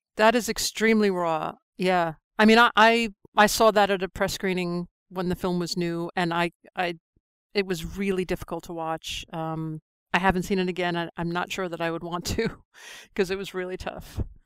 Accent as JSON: {"language": "English", "region": "New York", "country": "United States", "moved": "as an adult", "lives_now": "London, United Kingdom", "said": "I'm a New Yorker, I was in New York on nine eleven"}